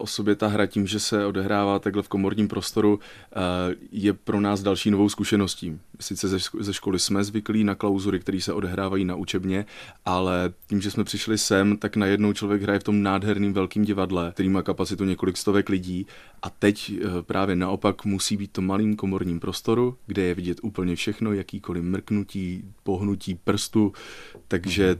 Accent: Brno, South Moravian Region, Czechia; now in Liberec, Czechia; rodilým Pražákem opravdu nejsem, eh, jsem rodilým Brňákem.

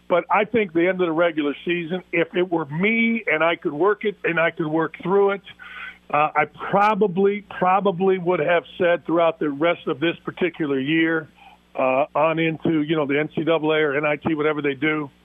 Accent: Gary, Indiana, United States; I'm not from the south side of Chicago. I'm from Gary, Indiana, which is south of the south side of Chicago.

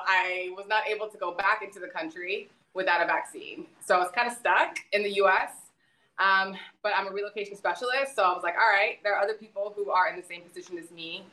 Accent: South Texas, United States; moved away as an adult; I'm from South Texas. I'm a border kid.

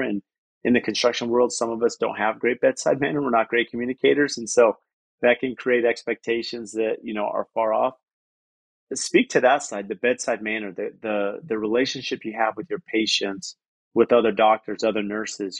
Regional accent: San Diego, California, United States; moved away as an adult; now in Phoenix, United States; I grew up in San Diego

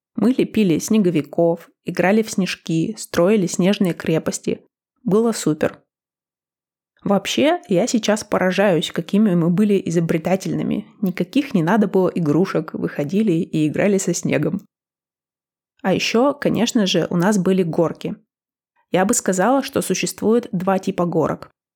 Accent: Northern Urals, Russia; moved away; Я выросла на Северном Урале.

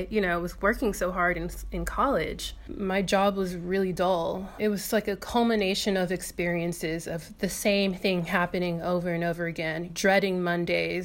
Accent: Inglewood, California, United States; moved away as an adult; now in Perth, Australia; I'm from Inglewood, California, and I left California at the age of 25

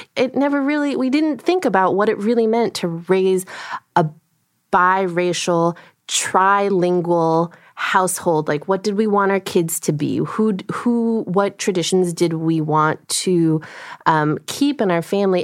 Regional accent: United States; first language Korean; English is a second language; grew up in a household speaking Korean, so my first language is Korean. I learned English you know, by being in America

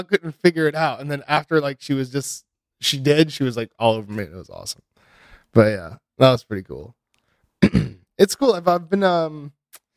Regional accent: Ohio, United States; We had this restaurant where I grew up in Ohio

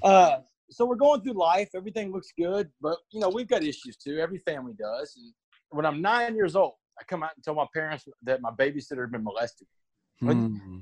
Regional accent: Port Arthur, Texas, United States; We grew up in Port Arthur.

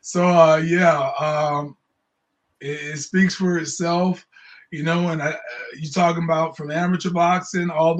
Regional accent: Jacksonville, Florida, United States; I'm from Jacksonville, Florida

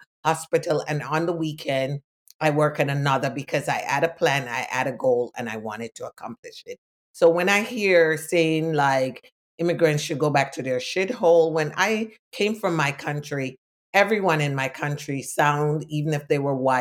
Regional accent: Jamaica; now in United States; I was born in Jamaica

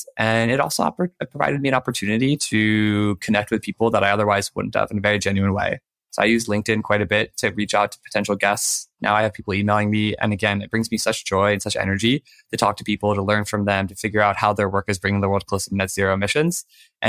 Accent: Maryland, United States; I grew up in Maryland

